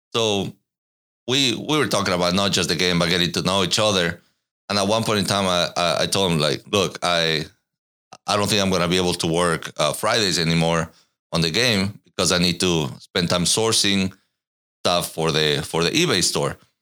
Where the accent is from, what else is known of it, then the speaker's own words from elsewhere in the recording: Ecuador; moved away as an adult; also born or lived in Katy, Texas / Irvine, California; now in Austin, United States; I was born in Ecuador, lived there until I was nineteen